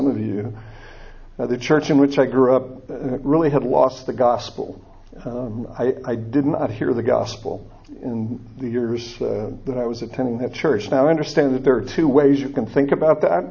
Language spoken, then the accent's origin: English; Niles, Michigan, United States; moved away; also born or lived in South Bend, Indiana / Florida; I grew up in a little town just north of South Bend, Niles, Michigan.